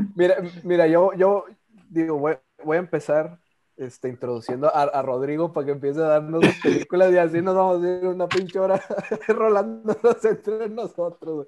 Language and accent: Spanish; Monterrey, Nuevo León, Mexico; nosotros que somos regios